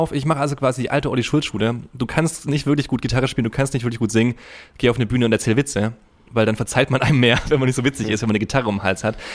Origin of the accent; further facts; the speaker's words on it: Unterhausen, Baden-Württemberg, Germany; nee, ich komme auch äh, aus Unterhausen.